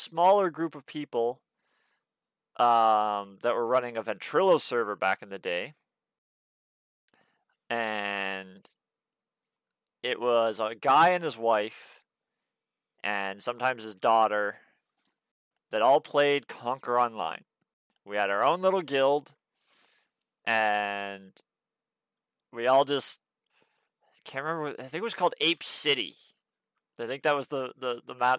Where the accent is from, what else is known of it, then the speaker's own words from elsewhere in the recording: Canada; I'm from Canada, and so is my little cousin Duncan